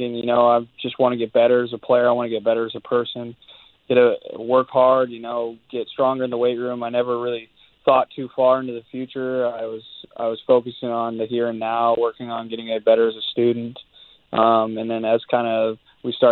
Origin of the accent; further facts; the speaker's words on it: Canada; being a Canadian kid